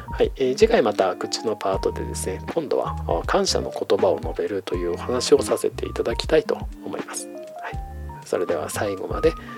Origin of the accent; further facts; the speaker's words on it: Iwate, Japan; moved away as an adult; also born or lived in Hokkaido / Eiheiji, Fukui; now in Tokyo, Japan; 岩手の生まれで大学はですね、まあ、極の北海道、えー、そして修行はですね雪深い福井県の永平寺というところにいたので冬はですね、まあ、常に雪の中で育った